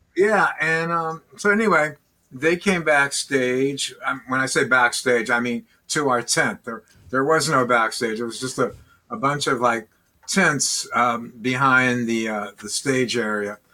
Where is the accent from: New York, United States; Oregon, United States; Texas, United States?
New York, United States; Long Island; That was Basically, New York, right? Yeah, Long Island, New York